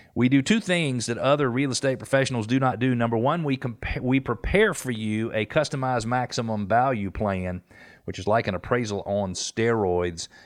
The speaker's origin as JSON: {"language": "English", "town": "Atlanta", "region": "Georgia", "country": "United States", "also_born_or_lived": "Johns Creek", "said": "I'm from Atlanta"}